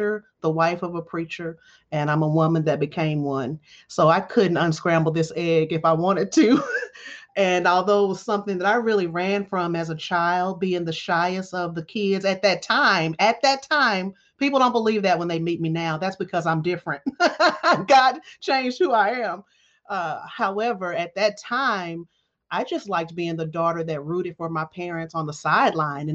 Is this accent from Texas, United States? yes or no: yes; Dallas, Texas, United States; moved away as an adult; also born or lived in New York; I'm in Dallas, Texas, my hometown, the all-American city of Dallas